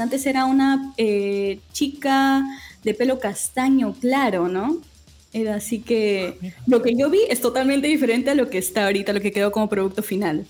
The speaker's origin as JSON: {"language": "Spanish", "region": "Lima", "country": "Peru", "said": "soy de Lima"}